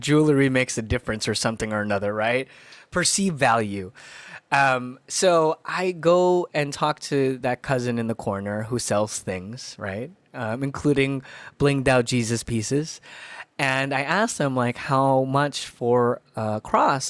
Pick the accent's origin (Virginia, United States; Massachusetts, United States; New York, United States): New York, United States; New York City; also born or lived in Philippines; I grew up in Queens. I had such interesting experiences, but, like, where I grew up is an area, a neighborhood called Elmhurst